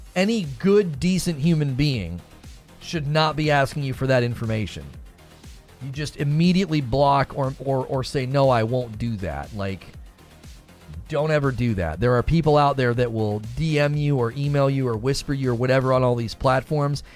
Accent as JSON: {"language": "English", "town": "Canton", "region": "Ohio", "country": "United States", "tie": "born or raised there", "moved": "yes", "lives_now": "Louisville, United States", "said": "I am originally from northeastern Ohio. I grew up in Canton, Ohio."}